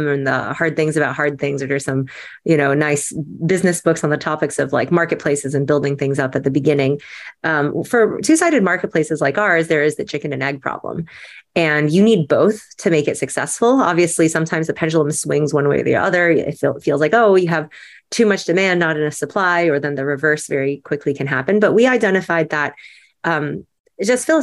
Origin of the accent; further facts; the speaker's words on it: United States; as an American